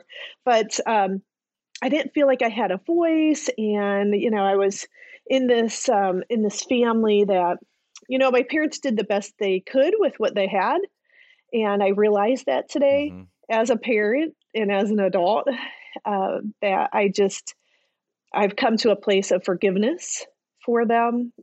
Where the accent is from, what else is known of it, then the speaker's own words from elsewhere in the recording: Ohio, United States; I actually was born and raised in Ohio